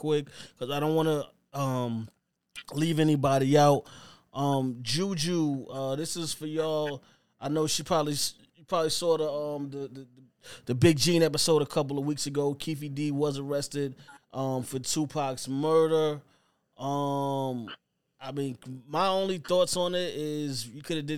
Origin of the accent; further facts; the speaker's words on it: New York, United States; I'm from New York